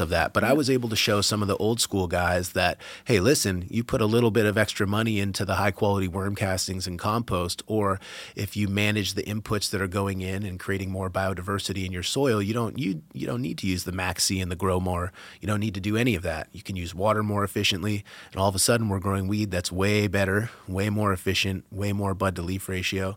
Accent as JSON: {"language": "English", "region": "Massachusetts outside of Boston", "country": "United States", "tie": "born or raised there", "also_born_or_lived": "California", "moved": "as an adult", "lives_now": "Vermont, United States", "said": "I grew up in Massachusetts outside of Boston"}